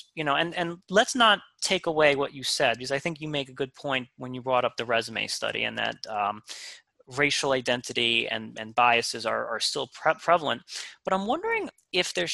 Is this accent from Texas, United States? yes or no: no; New York City, New York, United States; I grew up in Queens